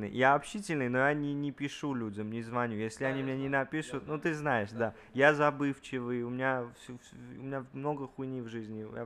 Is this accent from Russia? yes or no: no; Armenia; now in United States; Мы приехали, официально приехали из Армении но мы вообще сюда не, не даже не хотели приезжать, но так получилась такая жизненная ситуация, что так надо было.